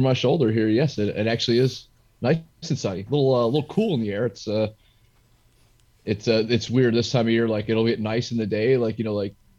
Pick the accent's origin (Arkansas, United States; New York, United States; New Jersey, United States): New York, United States; upstate; moved away as an adult; also born or lived in Virginia; now in California, United States; I'm originally from the East Coast. Okay. I was born and raised in upstate New York.